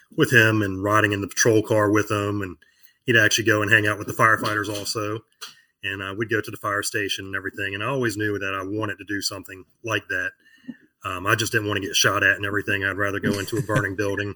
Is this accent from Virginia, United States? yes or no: yes; Virginia Beach, Virginia, United States; I live in Virginia Beach, Virginia, born and raised here